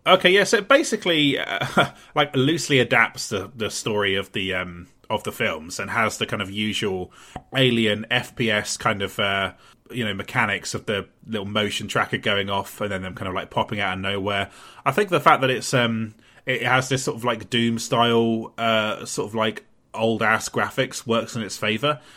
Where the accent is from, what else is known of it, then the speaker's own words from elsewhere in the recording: Portsmouth, South East England, United Kingdom; my hometown of Portsmouth